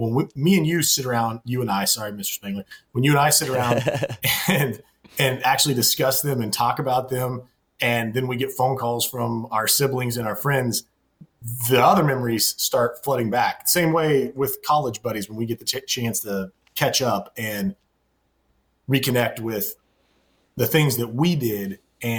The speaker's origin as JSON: {"language": "English", "region": "Kansas", "country": "United States", "tie": "born or raised there", "said": "our times growing up in Kansas"}